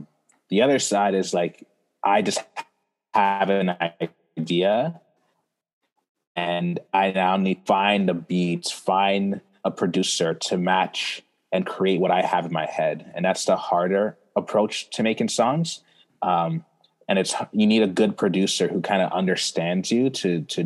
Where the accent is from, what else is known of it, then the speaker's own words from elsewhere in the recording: Toronto, Ontario, Canada; also born or lived in Brampton, Ontario / Ghana (parents); I was born here in Toronto. And I lived in Toronto with my family till I was 10. So when I was 10, we moved to Brampton, Ontario